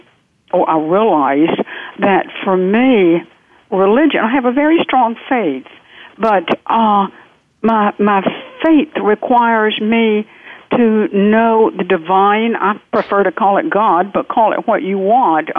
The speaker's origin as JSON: {"language": "English", "region": "the South", "country": "United States", "accent": "southern", "said": "I'm from the South. The accent will not change"}